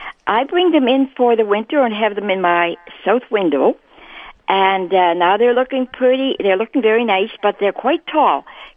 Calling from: Rosenort, Manitoba, Canada; I'm calling from Rosenort.

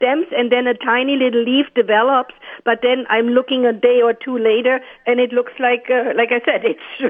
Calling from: Ste. Anne, Manitoba, Canada; I'm phoning from St. Anne

